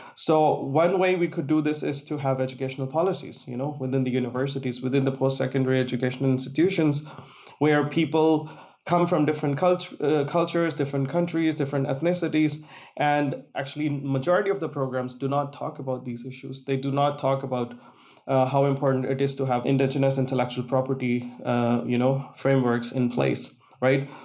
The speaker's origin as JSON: {"language": "English", "country": "Pakistan", "tie": "born or raised there", "moved": "as an adult", "said": "growing up in Pakistan, there was a time when everyone would want to, you know, write text messages using Urdu, which is my national language"}